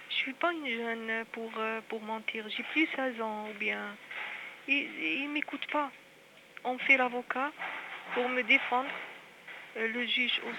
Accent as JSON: {"language": "French", "town": "Algiers", "region": "Algiers Province", "country": "Algeria", "said": "de Alger."}